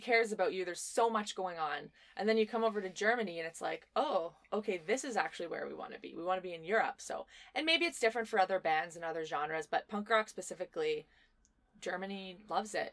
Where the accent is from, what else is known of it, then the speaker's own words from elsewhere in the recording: Winnipeg, Manitoba, Canada; we're from Winnipeg